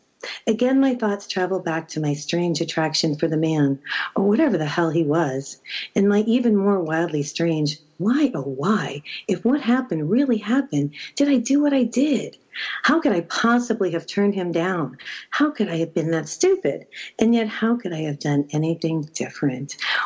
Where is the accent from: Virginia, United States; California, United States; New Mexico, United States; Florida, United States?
New Mexico, United States; I'm from New Mexico